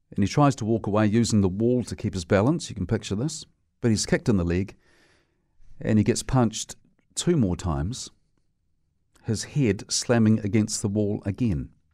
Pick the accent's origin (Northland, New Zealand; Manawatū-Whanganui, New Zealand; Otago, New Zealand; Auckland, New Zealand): Otago, New Zealand; Dunedin; I grew up in Dunedin, and I went to a high school there that was terribly violent